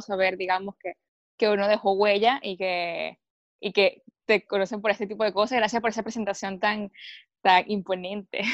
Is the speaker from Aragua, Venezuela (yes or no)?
no; Caracas, Capital District, Venezuela; moved away as an adult; also born or lived in Viña del Mar, Chile; now in Chile; no soy nacida e, y, criada, digamos, en Caracas